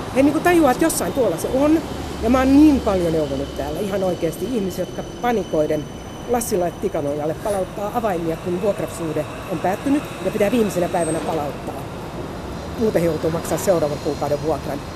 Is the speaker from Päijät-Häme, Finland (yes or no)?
no; Helsinki, Uusimaa, Finland; Mä mielelläni sanoa, että mä oon Pasilasta. Mutta kyllä mä sanon, että mä oon Itä-Pasilasta